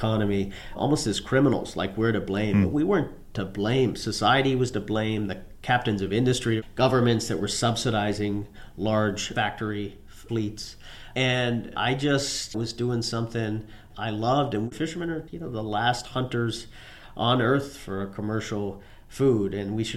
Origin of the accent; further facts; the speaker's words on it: Newfoundland and Labrador, Canada; My parents were American, but I was born and raised in Newfoundland, Canada, a little fishing outport